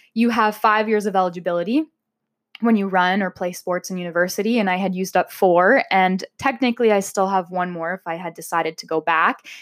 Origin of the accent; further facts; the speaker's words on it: Amherstburg, Ontario, Canada; now in Windsor, Canada; I grew up in Amherstburg